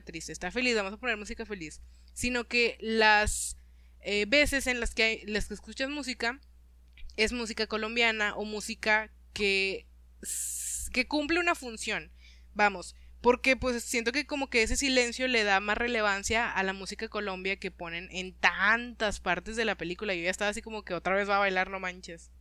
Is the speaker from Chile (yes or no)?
no; Monterrey, Nuevo León, Mexico; como regio te identificas